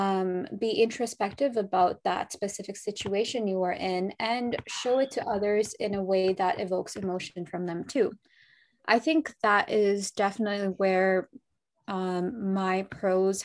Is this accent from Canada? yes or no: yes; Toronto, Ontario, Canada; I'm from Toronto, Canada.